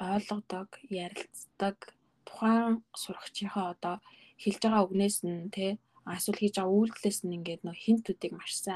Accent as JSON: {"language": "Mongolian", "area": "Orkhon sum", "region": "Selenge Province", "country": "Mongolia", "tie": "born or raised there", "also_born_or_lived": "Ulaanbaatar, Mongolia / Virginia, United States", "moved": "as an adult", "lives_now": "Seattle, United States", "said": "би Монгол төрсэн Сэлэн аймгийн Орхон сумгийн бүр хөдөөс суманд төрсэн."}